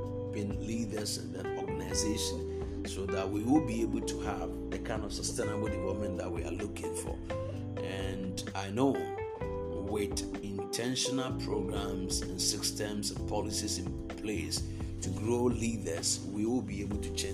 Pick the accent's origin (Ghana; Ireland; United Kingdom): Ghana; Ghana, my home country